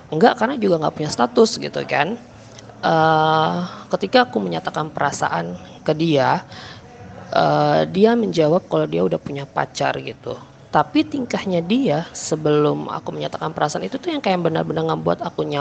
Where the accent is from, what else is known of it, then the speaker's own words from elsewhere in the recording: Samarinda, East Kalimantan, Indonesia; uh, bukan nama sebenarnya sebenarnya. Aku berasal dari Samarinda.